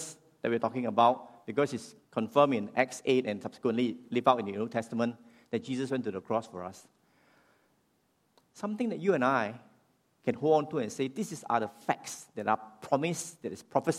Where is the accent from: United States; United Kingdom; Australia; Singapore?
Singapore; I'm a Singaporean